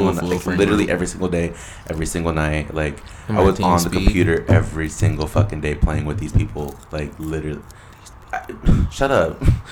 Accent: California, United States; I'm from California.

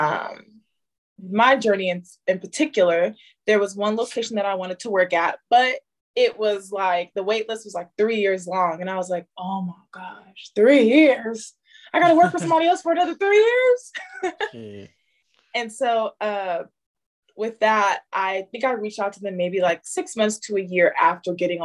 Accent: San Diego, California, United States; also born or lived in Detroit, Michigan; I'm Detroit born, San Diego raised

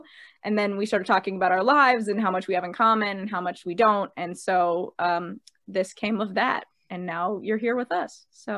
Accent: New Hampshire, United States; I am 21. I'm from New Hampshire

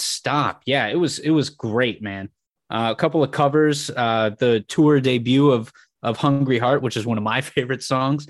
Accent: San Francisco, California, United States; growing up in San Francisco of going to just a ton of shows

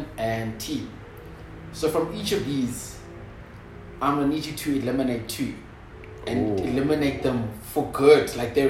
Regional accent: King William's Town, Eastern Cape, South Africa; moved away; So if you don't know where the 043 is, that's back home.

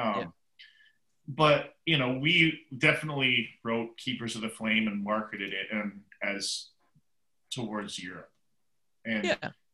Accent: Seattle, Washington, United States; born or raised there

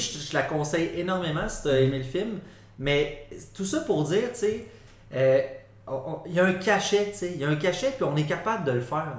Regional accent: Quebec, Canada; on est québécois, on a notre culture

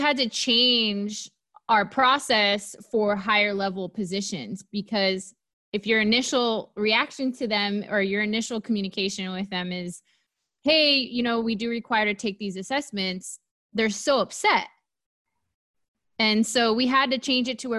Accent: Southern California, United States; I was born and raised here in Southern California

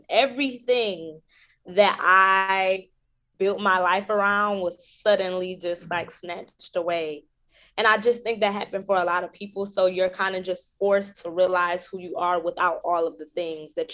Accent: Detroit, Michigan, United States; now in New York, United States; My hometown, Detroit.

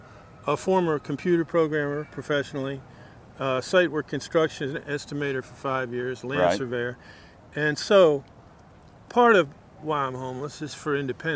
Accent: Prince George's County, Maryland, United States; also born or lived in College Park, Maryland / Adelphi, Maryland; I'm originally from Prince George's County, Maryland, which is 10 miles that way.

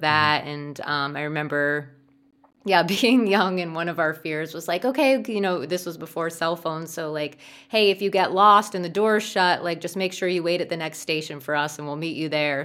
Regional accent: New Jersey, United States; I grew up in New Jersey, and I grew up in a pretty small suburb in New Jersey

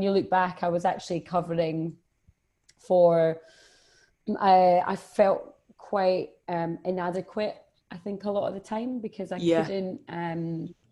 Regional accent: Edinburgh, Scotland, United Kingdom; I'm from Edinburgh

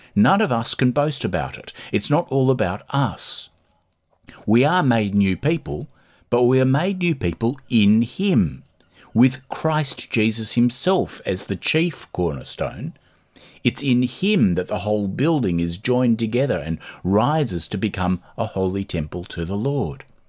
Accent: Australia; now in Dublin, Ireland; when I grew up in Australia

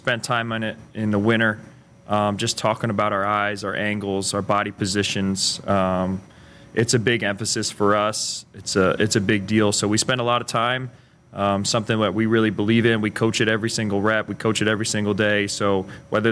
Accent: Allentown, Pennsylvania, United States; moved away as an adult; now in Lincoln, United States; I'm from Pennsylvania, Allentown, Pennsylvania, about an hour north of Philadelphia

